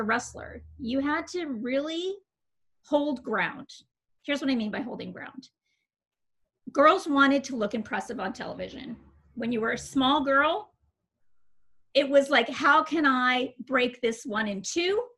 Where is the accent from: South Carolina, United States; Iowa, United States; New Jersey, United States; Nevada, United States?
Nevada, United States; Las Vegas; I'm a Vegas girl, right? Like, I grew up in Las Vegas. I got there when I was in the third grade